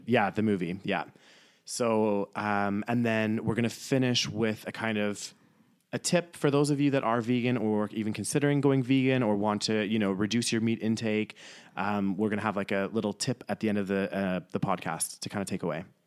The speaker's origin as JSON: {"language": "English", "town": "Calgary", "region": "Alberta", "country": "Canada", "tie": "born or raised there", "also_born_or_lived": "York, England / Newcastle, England", "said": "lived in Calgary for majority of my life"}